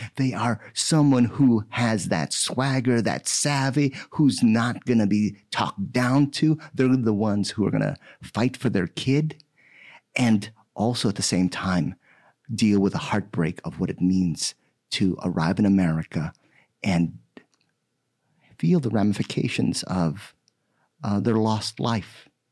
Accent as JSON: {"language": "English", "country": "Philippines", "tie": "born or raised there", "moved": "yes", "lives_now": "United States", "said": "I was born in the Philippines, and just last month, I celebrated my forty years here in the United States"}